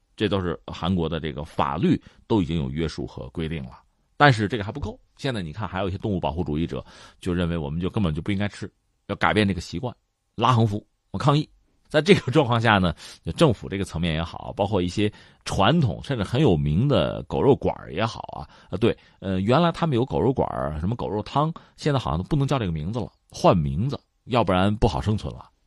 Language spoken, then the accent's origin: Chinese; China; 我们中国人